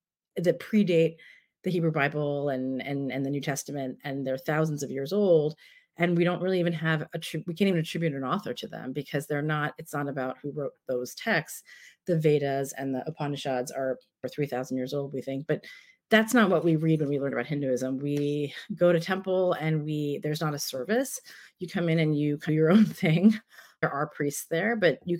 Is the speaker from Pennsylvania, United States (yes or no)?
no; Bayonne, New Jersey, United States; also born or lived in Staten Island, New York / Sri Lanka (ancestry); now in San Francisco, United States; I grew up in Northeast Jersey in a town called Bayonne